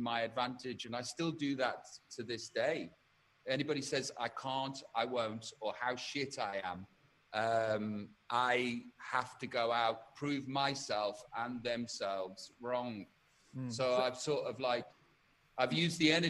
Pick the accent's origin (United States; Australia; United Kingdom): United Kingdom; Stoke-on-Trent, West Midlands; I come from Tunstall in Stoke-on-Trent